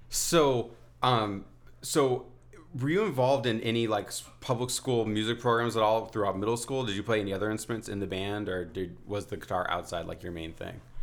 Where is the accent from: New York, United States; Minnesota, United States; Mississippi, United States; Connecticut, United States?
Connecticut, United States; New Haven; I grew up in New Haven